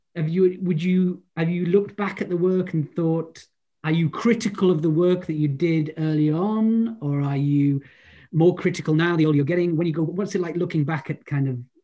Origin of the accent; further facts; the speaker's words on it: Holyhead, Wales, United Kingdom; I'm from Holyhead